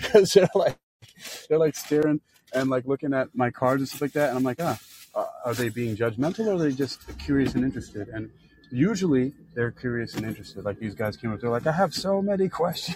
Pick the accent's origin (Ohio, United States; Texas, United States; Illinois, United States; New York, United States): New York, United States; New York City; moved away; also born or lived in Florida / California / China; I grew up in the South Bronx